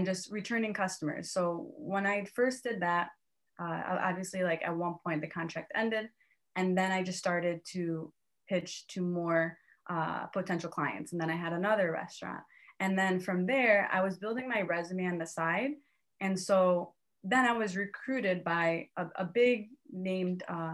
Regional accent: Cleveland, Ohio, United States; moved away as an adult; also born or lived in New York / Miami; now in Cleveland, United States; I'm from Cleveland, Ohio. I went to Ohio State.

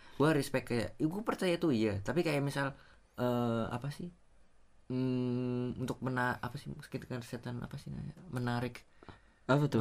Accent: Java, Indonesia; orang Jawa ya gue orang Jawa

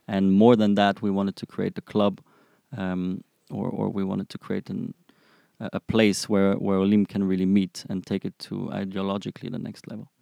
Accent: Frankfurt, Hesse, Germany; moved away as an adult; now in Israel; I'm originally from Frankfurt, Germany. I came to Israel about six years ago

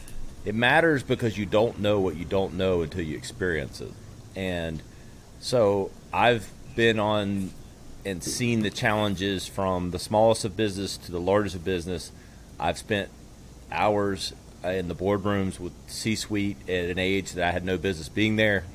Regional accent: upstate South Carolina, United States; also born or lived in Manhattan, New York; Born and raised in South Carolina in the upstate here. I'm in Greenville now.

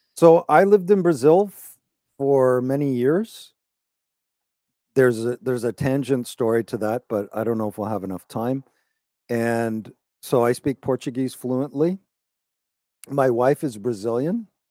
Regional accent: Toronto, Ontario, Canada; I'm from Canada. I was born in Toronto, just north of Toronto.

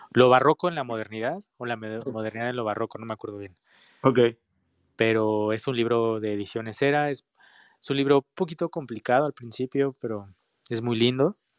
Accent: Mexico; nosotros como mexicanos

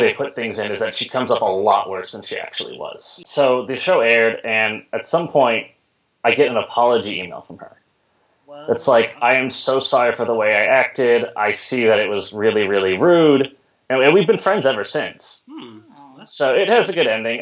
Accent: Houston, Texas, United States; moved away as an adult; now in Seattle, United States; I grew up in Texas

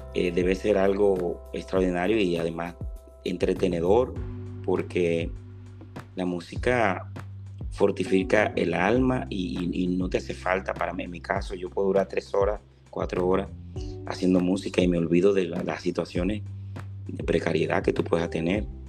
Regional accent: Monte Cristi, Dominican Republic; moved away; desde que yo salí de mi pueblo, mi pueblo es Montecristi

